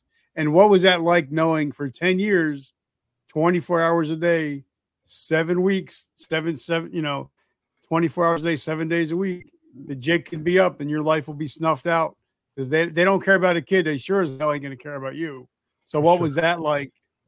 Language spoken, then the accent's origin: English; New Jersey, United States; I'm from New Jersey.